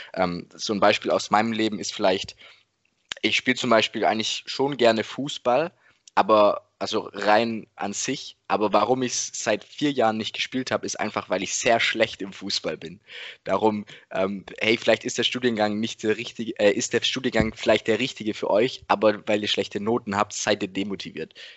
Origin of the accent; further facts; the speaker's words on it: the Ländle, Baden-Württemberg, Germany; bei uns im Ländle.